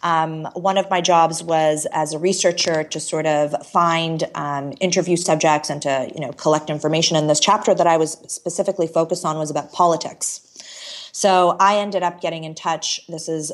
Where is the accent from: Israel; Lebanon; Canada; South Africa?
Canada; also born or lived in Toronto / Chicago; I moved to Chicago randomly as a Canadian